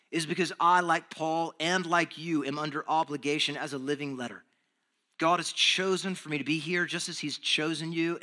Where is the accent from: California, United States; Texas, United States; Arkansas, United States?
Texas, United States; moved away; I'm from Texas